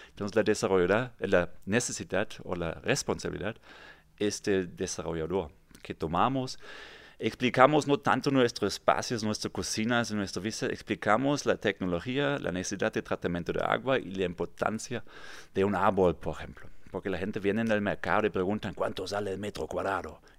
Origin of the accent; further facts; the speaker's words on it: Kassel, Hesse, Germany; Spanish is a second language; moved away as an adult; now in Tulum, Mexico; Yo soy mexicano de corazón. Bien. Pero mi casa de origen es de Alemania. Ok. ¿Qué parte? Eh, de cerca de Frankfurt, un pueblo que nadie conoce, Kassel.